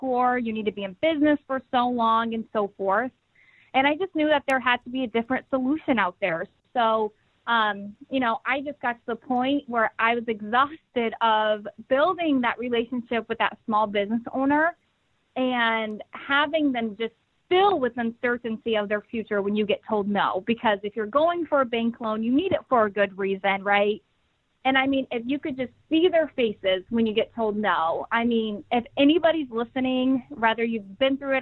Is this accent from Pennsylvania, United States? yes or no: no; Des Moines, Iowa, United States; moved away as an adult; now in Connecticut, United States; I grew up in Des Moines, Iowa, and I made the move to Connecticut actually 2 years ago